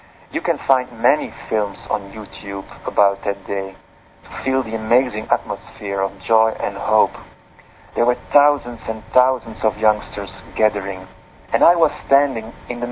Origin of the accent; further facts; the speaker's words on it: Leuven, Flanders, Belgium; here in my hometown, Louvain, in Belgium